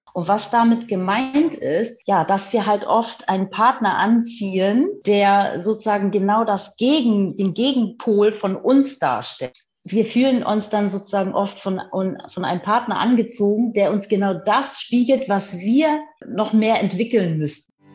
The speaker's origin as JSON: {"language": "German", "region": "Hamburg", "country": "Germany", "tie": "born or raised there", "said": "Ich bin sozusagen auf dem Land aufgewachsen, richtiges Landei"}